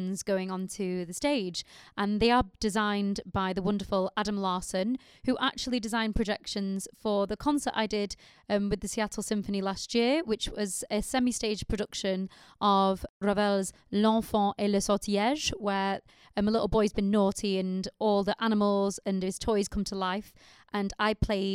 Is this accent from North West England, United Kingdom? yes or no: yes; Manchester, North West England, United Kingdom; I'm in fact from Manchester in the north of England